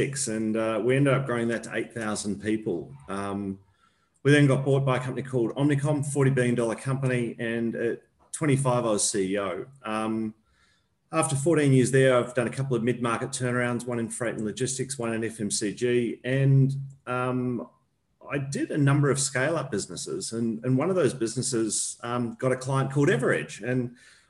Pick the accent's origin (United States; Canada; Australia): Australia; also born or lived in New Zealand; I'm an Australian